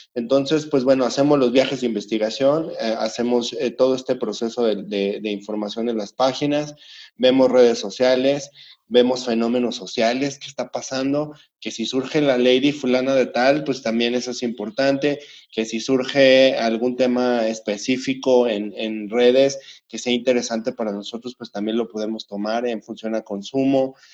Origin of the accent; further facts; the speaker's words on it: Mexico; como emprendedores, como fabricantes, como industriales mexicanos